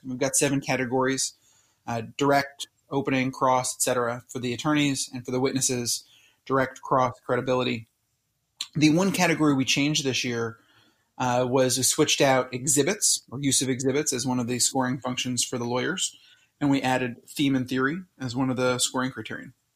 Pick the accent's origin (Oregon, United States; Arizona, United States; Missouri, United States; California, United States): California, United States; Southern; moved away as an adult; also born or lived in Philadelphia; my hometown in, in Southern California